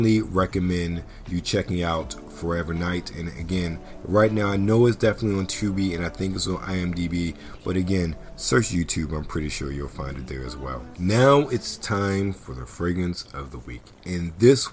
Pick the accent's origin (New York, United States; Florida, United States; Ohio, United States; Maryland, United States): Maryland, United States; Baltimore; Growing up in Baltimore